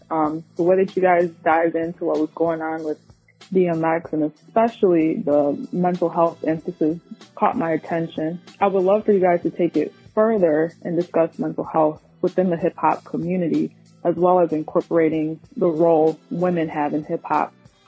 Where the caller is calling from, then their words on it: Chicago, Illinois, United States; I'm from Chicago.